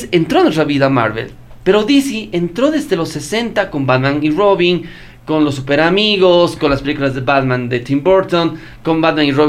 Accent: Bolivia; Somos de Bolivia, señores. Somos bolivianos.

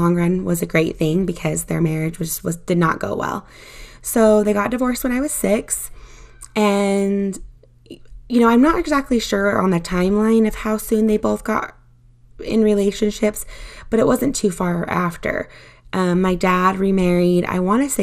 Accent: Utah, United States; I was born in Utah to my parents

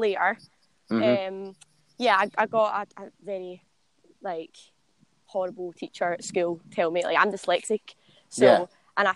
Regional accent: Renfrew, Scotland, United Kingdom; moved away as an adult; also born or lived in Guildford; now in London, United Kingdom; I wanted to get out of Glasgow, and I wanted to go and sort of live on my own. I mean, I moved down here when I was 18.

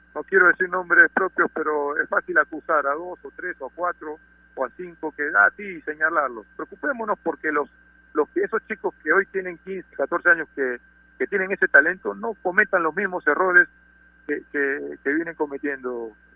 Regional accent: Peru

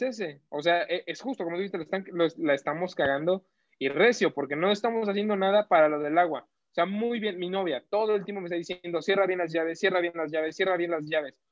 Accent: Mexico; todos somos a huevo mexicanos

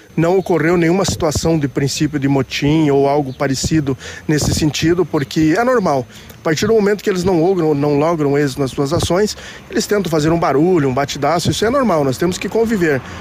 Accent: Francisco Beltrão, Paraná, Brazil; eu sou natural aqui do Sudoeste, sou de Francisco Beltrão

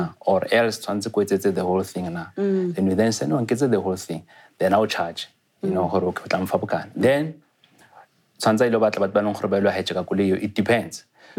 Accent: Tembisa, Gauteng, South Africa; also born or lived in Limpopo; originally I'm from Limpopo. Mm. So my parents are from Limpopo. Mm. Then later I moved to Tembisa, to Gauteng.

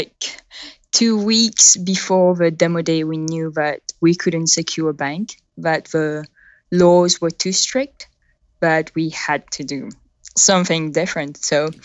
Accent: Mauritius; accent: a bit of a French and a bit of British; first language French; English is a second language; moved away as an adult; also born or lived in United Kingdom; now in San Mateo, United States; I was born in Mauritius on the southeast coast of Africa.

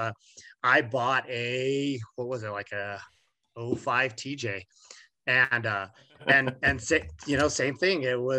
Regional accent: Farmington, New Mexico, United States; here in Farmington, New Mexico, where I, was going to high school and growing up

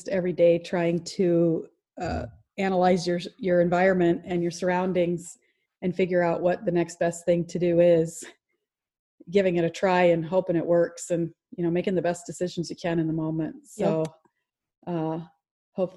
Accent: Iowa City, Iowa, United States; I was born in Iowa City, Iowa

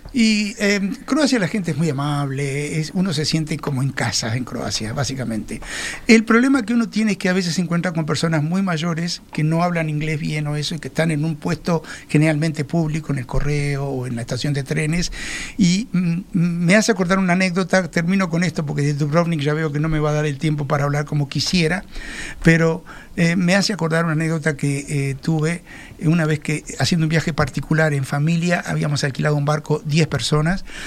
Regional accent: Uruguay; como los uruguayos

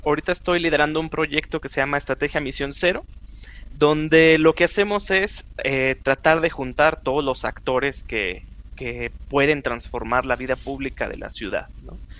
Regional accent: Chihuahua, Mexico; now in Mexico City, Mexico; yo soy de Chihuahua, del norte del país

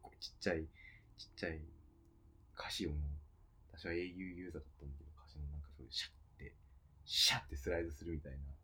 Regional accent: Hokkaido, Japan; moved away; 北海道の実家

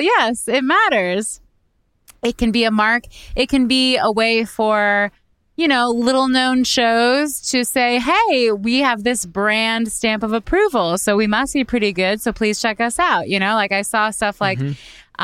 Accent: Canada; now in United States; as a Canadian

